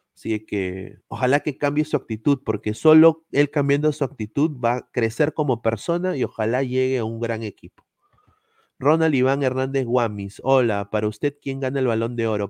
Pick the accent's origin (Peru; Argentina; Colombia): Peru; cuando estaba creciendo en Perú